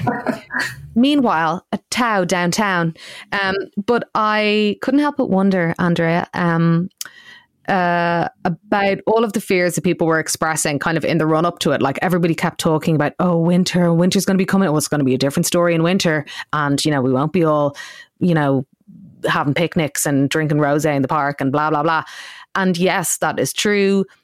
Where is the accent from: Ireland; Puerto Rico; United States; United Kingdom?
Ireland; I grew up in Ireland